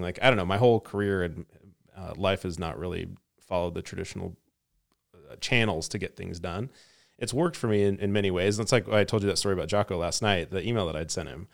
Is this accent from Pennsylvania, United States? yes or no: no; Lewiston, Idaho, United States; I grew up in Idaho, northern Idaho, in a little town called Lewiston.